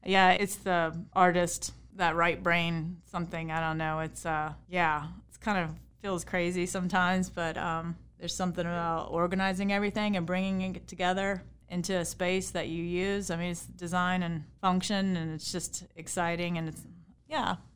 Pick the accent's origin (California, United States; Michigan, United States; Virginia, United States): Virginia, United States; Harrisonburg; I grew up right here in Harrisonburg on the west side of town on Route thirty-three